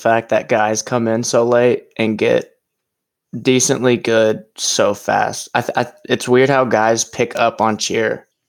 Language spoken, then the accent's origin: English; Oklahoma City, Oklahoma, United States; I've been in Oklahoma my entire life. Haven't moved anywhere. I was born in Oklahoma City.